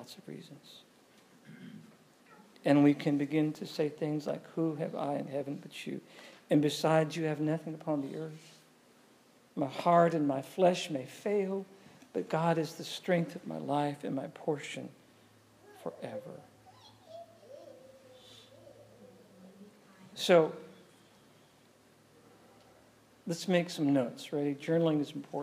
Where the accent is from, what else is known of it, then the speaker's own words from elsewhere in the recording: New England, United States; I'm from New England.